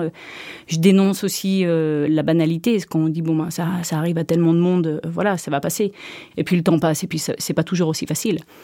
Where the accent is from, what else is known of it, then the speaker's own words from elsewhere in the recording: Switzerland; j'ai grandi dans un château en Suisse, euh, au château de Montcheron